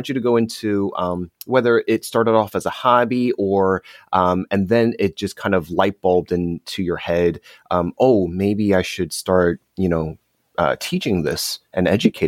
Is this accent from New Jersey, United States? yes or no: yes; Morristown, New Jersey, United States; born there; So I was born in Morristown, and then my family moved to Eatontown, and then Morganville, and then eventually Marlborough.